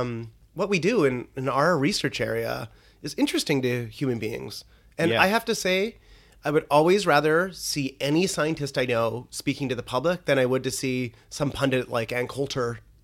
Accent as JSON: {"language": "English", "town": "Fox Creek", "region": "Alberta", "country": "Canada", "tie": "born or raised there", "said": "in a small town, Fox Creek, Alberta."}